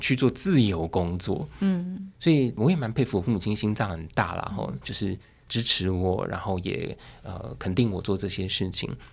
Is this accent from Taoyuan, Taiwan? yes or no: yes; Taoyuan, Taiwan; 我当年要考高中那时候， 成绩不算太好，大概我就是桃园的第三志愿这样。然后那时候我父母亲允许我去画画